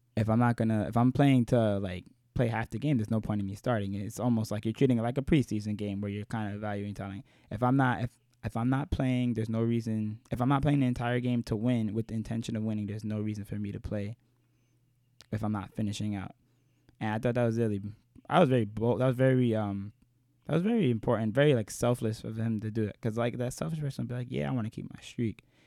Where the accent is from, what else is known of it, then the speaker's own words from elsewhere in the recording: New York, United States; I'm from New York